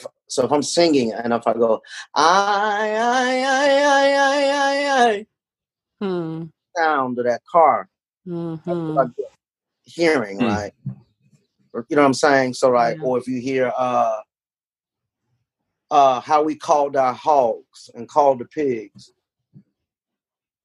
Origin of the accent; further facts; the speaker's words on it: Arkansas Delta, United States; I was raised in Arkansas Delta